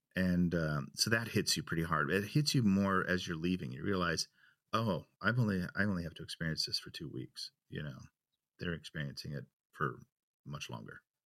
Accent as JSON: {"language": "English", "town": "Chicago", "region": "Illinois", "country": "United States", "moved": "yes", "lives_now": "Germany", "said": "I'm from Chicago"}